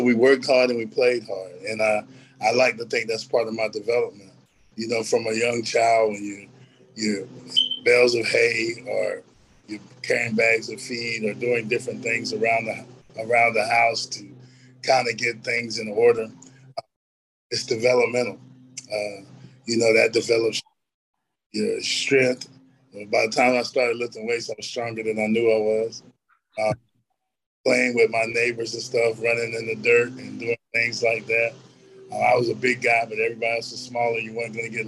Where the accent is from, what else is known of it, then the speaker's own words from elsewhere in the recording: Elizabethtown, North Carolina, United States; I grew up in a little town called Elizabethtown. We're kind of like a blueberry capital